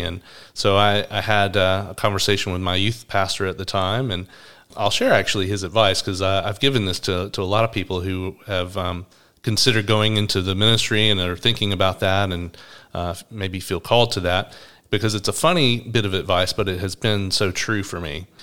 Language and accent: English; Atlanta, Georgia, United States; now in Brisbane, Australia; I'm from Atlanta, Georgia. You might notice I have a different accent to Braun